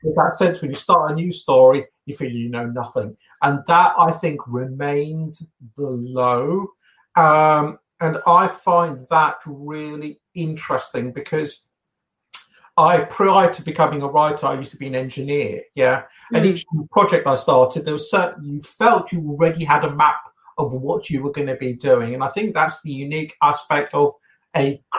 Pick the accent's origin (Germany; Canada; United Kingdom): United Kingdom; England; I've been born and brought up in England